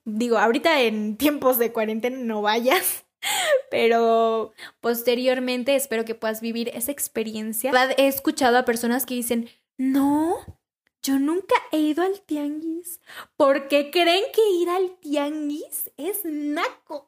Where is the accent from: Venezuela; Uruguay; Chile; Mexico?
Mexico; nosotros, como buenos mexicanos que somos